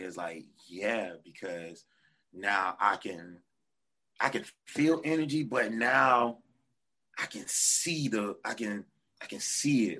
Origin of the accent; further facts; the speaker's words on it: Portsmouth, Virginia, United States; now in Norfolk, United States; I grew up in Portsmouth, then moved to Norfolk, and I stayed